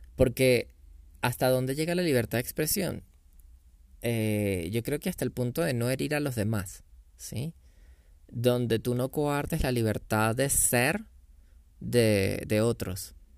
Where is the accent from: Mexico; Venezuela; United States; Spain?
Venezuela; yo soy venezolano